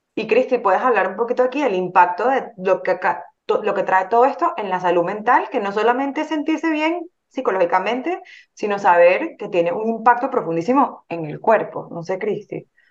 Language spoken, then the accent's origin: Spanish; Venezuela; moved away; en Venezuela, nosotros somos venezolanos